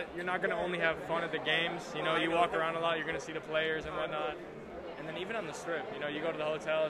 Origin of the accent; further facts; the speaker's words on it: Israel; I'm Israeli